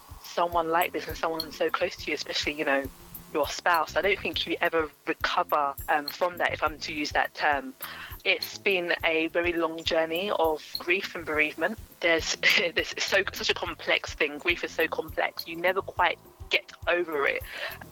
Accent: London, United Kingdom; also born or lived in Stevenage / Plumstead; So I grew up in Greenwich, Southeast London. I was born in Greenwich Hospital

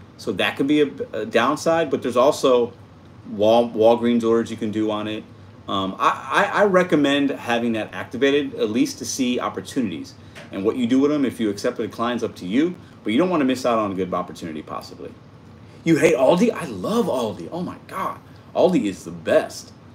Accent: Chicago, Illinois, United States; I was born in Chicago

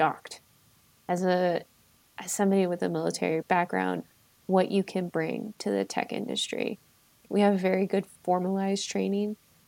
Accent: Maryland, United States; now in Colorado, United States; I am originally from Maryland. I currently live in Colorado

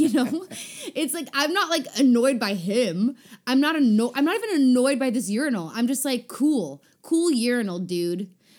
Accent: South Africa; as a South African person, I reject him.

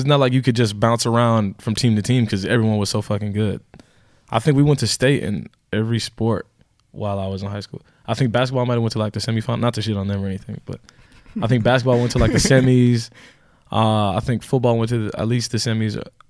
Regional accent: Houston, Texas, United States; In Texas. In Houston.

